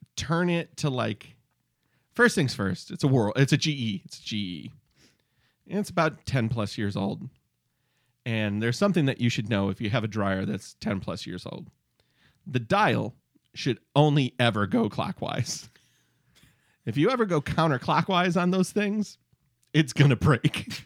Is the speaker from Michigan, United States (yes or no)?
yes; Michigan, United States; We're from Michigan